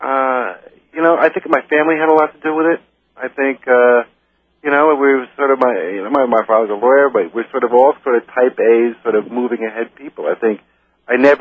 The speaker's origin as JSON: {"language": "English", "town": "New York City", "region": "New York", "country": "United States", "tie": "born or raised there", "said": "I'm originally I'm from New York City. I was born in the Bronx"}